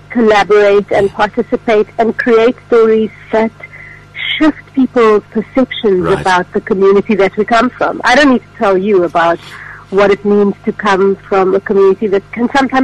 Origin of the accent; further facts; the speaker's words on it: Cape Town, Western Cape, South Africa; I was born and raised in Cape Town, went to school in Cape Town, went to study at UCT.